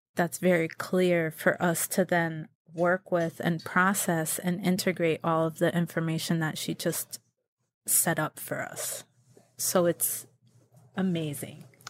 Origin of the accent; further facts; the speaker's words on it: Connecticut, United States; moved away as an adult; I was raised in Connecticut